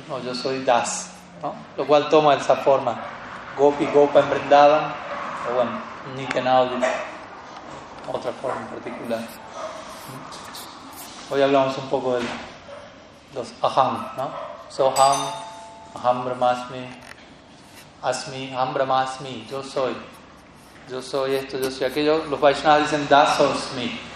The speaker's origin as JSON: {"language": "Spanish", "country": "Colombia", "said": "Yo soy, soy colombiano"}